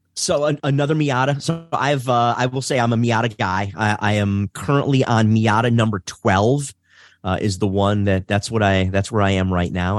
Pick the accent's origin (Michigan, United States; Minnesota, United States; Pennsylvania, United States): Michigan, United States; Detroit; I'm born and raised in Detroit. Uh, so I'm, uh, I'm a Detroiter.